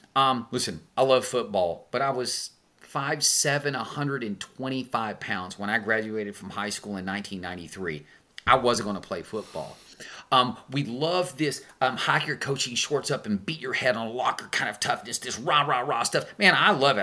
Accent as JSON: {"language": "English", "town": "Tyler", "region": "Texas", "country": "United States", "said": "I'm a hick from Tyler, Texas"}